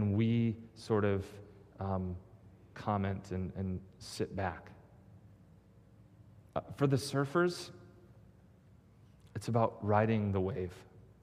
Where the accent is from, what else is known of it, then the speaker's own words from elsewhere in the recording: Michigan, United States; moved away; I'm from Michigan